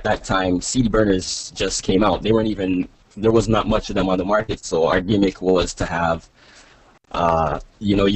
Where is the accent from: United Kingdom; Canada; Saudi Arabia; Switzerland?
Canada; Toronto, Ontario; also born or lived in Jamaica; I was born in Jamaica, and I moved to Toronto, Canada when I was about 3, and that's where I am now